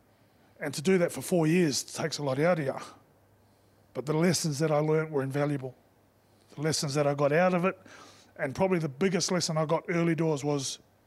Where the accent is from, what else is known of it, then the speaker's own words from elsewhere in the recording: New Zealand; now in England, United Kingdom; whilst I'm a Kiwi and I'm Samoan and I'm proud of it, I've only coached in this country.